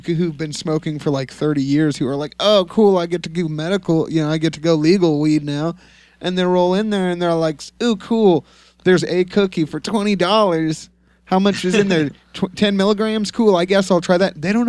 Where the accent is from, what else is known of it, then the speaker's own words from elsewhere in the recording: California, United States; being a Californian and being a medical patient in California